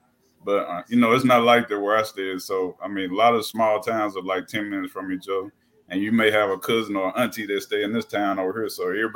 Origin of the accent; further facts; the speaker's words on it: Bolivar, Tennessee, United States; I'm originally from Bolivar, Tennessee, here in Hardeman County, which is an hour outside of Memphis.